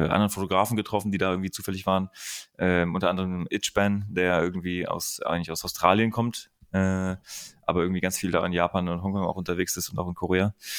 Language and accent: German; Germany; also born or lived in Berlin; als Deutscher